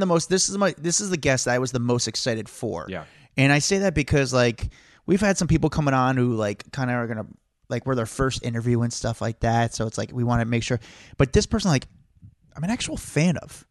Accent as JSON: {"language": "English", "region": "New Jersey", "country": "United States", "said": "I'm from Jersey"}